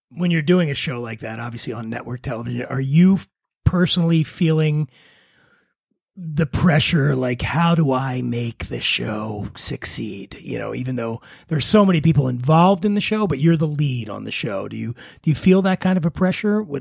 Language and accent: English; Philadelphia, Pennsylvania, United States; I'm an, Eagles fan. I'm from Philly